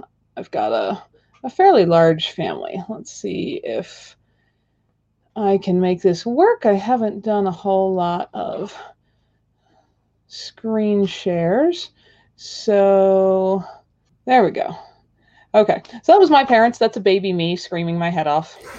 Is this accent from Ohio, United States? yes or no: no; Pennsylvania, United States; now in Wyoming, United States; I grew up in Pennsylvania in kind of Amish farm country.